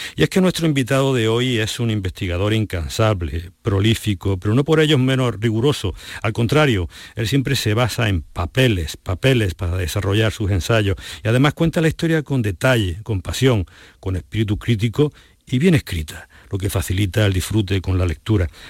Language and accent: Spanish; Granada, Andalusia, Spain; Soy de Granada